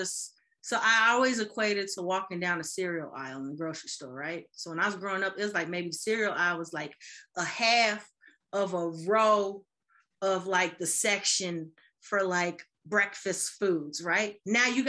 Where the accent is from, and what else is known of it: Chicago, Illinois, United States; moved away as an adult; also born or lived in Boston